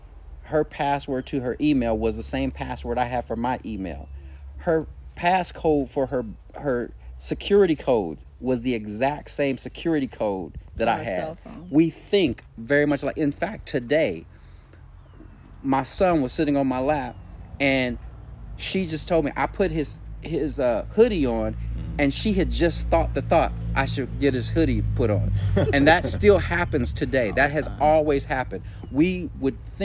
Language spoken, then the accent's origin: English; California, United States; moved away as an adult; also born or lived in Virginia; I was raised in California